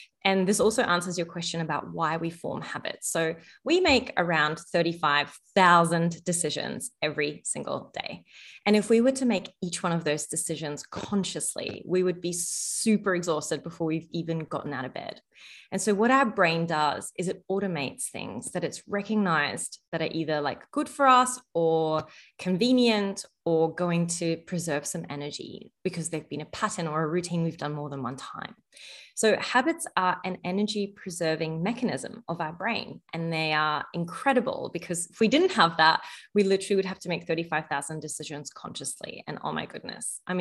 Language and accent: English; Egypt; moved away; I was born in Egypt, and in our culture, food and gathering around food is like a real cultural love language